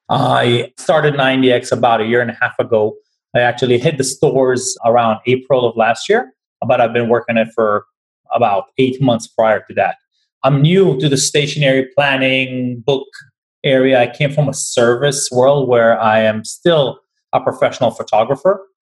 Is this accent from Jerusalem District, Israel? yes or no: no; Tel Aviv, Tel Aviv District, Israel; moved away; So but before that, I came from Tel Aviv as well, from Israel. So I'm not, I've been here for 21 years.